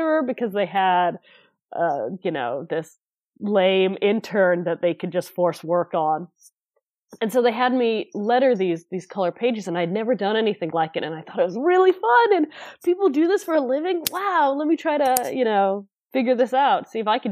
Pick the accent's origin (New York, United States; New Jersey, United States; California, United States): California, United States; near San Francisco; I moved back to my hometown, which, again, is not that far from San Francisco